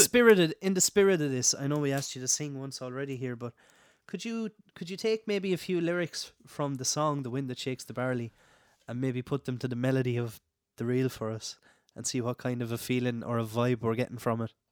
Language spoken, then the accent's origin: English; Clare, Munster, Ireland; I'm from Clare, west of Ireland, it was all tunes growing up